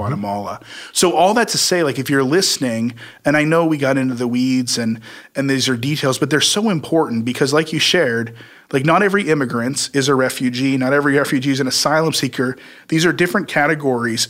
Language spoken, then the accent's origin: English; Midwest, United States; I grew up in the Midwest